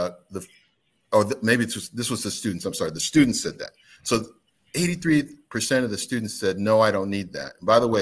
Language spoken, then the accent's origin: English; Midwest, United States; now in North Carolina, United States; I'm from the Midwest